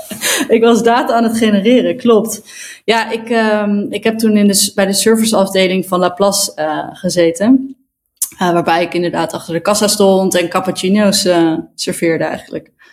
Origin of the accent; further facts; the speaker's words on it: Zwolle, Overijssel, Netherlands; now in Amsterdam, Netherlands; ik kom uit Zwolle, daar ben ik geboren